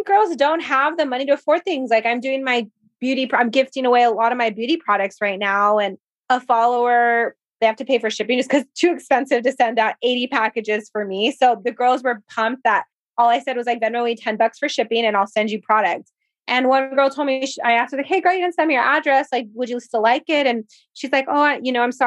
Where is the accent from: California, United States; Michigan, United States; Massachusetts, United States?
California, United States; Whittier; my hometown in Whittier